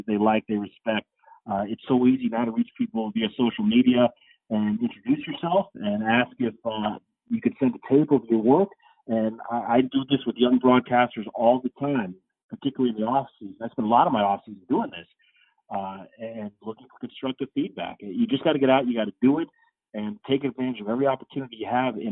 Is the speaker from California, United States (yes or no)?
no; South Florida, United States; I grew up in South Florida